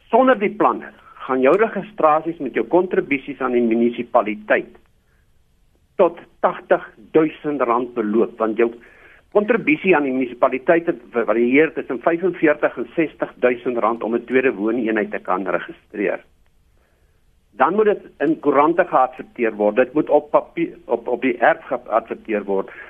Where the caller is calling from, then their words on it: Roodepoort, Gauteng, South Africa; Ek is hier van Rodepoort.